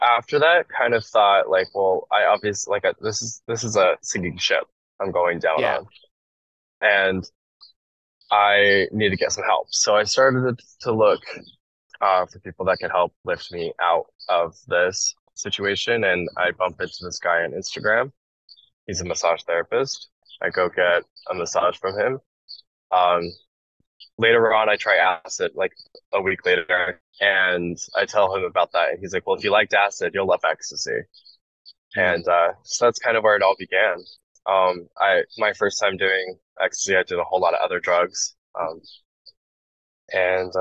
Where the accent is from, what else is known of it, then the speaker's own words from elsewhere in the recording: Salt Lake City, Utah, United States; moved away as an adult; now in Philadelphia, United States; I come from Salt Lake City, or I lived in Salt Lake City, Utah before moving to Philadelphia.